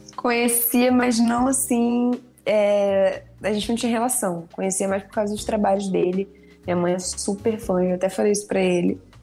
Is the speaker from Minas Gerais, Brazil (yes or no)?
no; Nilópolis, Rio de Janeiro, Brazil; eu sou de Lópolis, né? Então eu torcia para Beija-Flor.